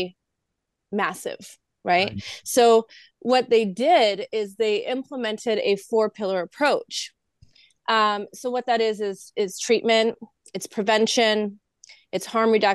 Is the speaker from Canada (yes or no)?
yes; Vancouver, British Columbia, Canada; I'm from Vancouver.